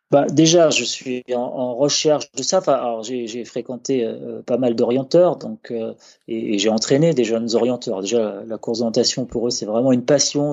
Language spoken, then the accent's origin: French; France; chez nous en France